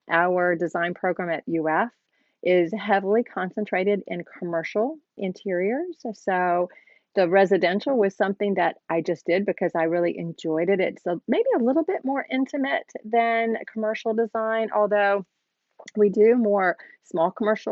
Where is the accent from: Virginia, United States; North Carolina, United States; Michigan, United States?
North Carolina, United States; moved away as an adult; now in Gainesville, United States; I am from North Carolina, but have lived here in the Gainesville, Florida area for, 25 years